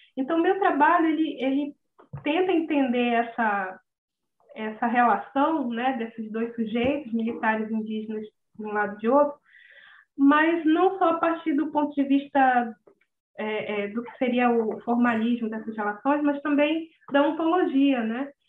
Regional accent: Manaus, Amazonas, Brazil; also born or lived in Rio de Janeiro; eu nasci no Rio, mas eu moro aqui em Manaus desde os três anos

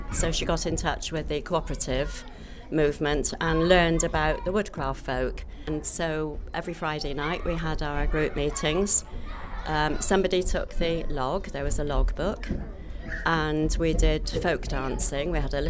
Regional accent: Bristol, South West England, United Kingdom; I grew up in Bristol, where my parents moved at the end of the war.

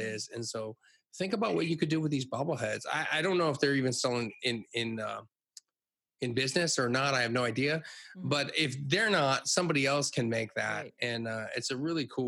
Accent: Hershey, Pennsylvania, United States; I grew up in Hershey, Pennsylvania

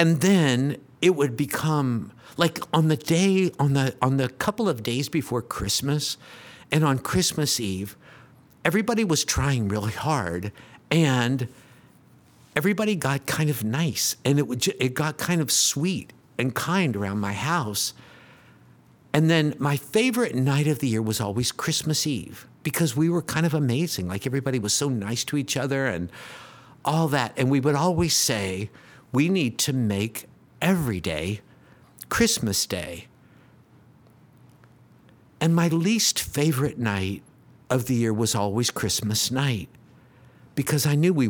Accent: Oak Ridge, Tennessee, United States; so I grew up in Oak Ridge in what they used to call a C house.

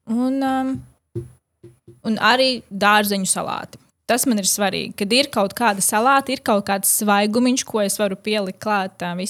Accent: Latvia; Jā, es esmu no Latvijas, kur vecmāmiņa gatavo nu, vienmēr ir pilni galdi.

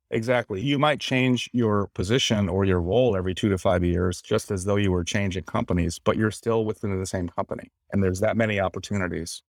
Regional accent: Suffield, Connecticut, United States; moved away as an adult; also born or lived in Washington, D.C.; I'm from Suffield, Connecticut, a small town in northern Connecticut.

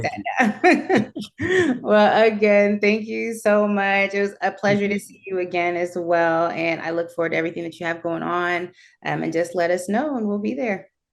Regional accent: Jamaica; I'm Jamaican

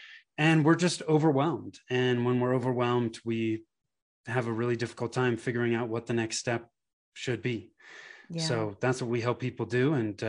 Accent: California, United States; moved away as an adult; now in Denver, United States; I grew up in Northern California in the Bay Area. My wife and I moved to the Denver area in 2008, been here ever since.

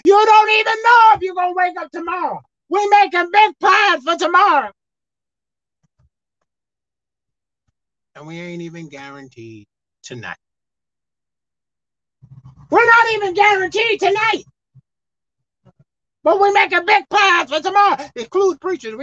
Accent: New York City, New York, United States; I'm from Brooklyn, New York. That's where I was born.

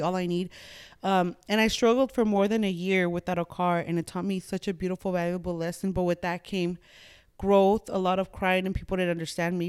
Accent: Los Angeles, California, United States; moved away; where I'm from, East L A. Born and raised, diehard East L

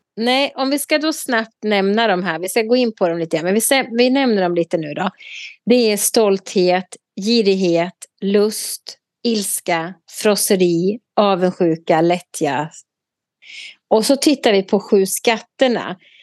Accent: Sweden; vi tydligen har som svenskar

